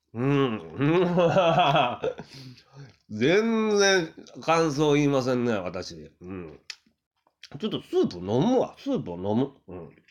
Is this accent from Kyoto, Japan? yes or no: yes; Kyoto, Japan; moved away; 僕は京都のね、生まれなんですけれども、うまあ、出町のね、あたりで、まあ、生まれ育ったんで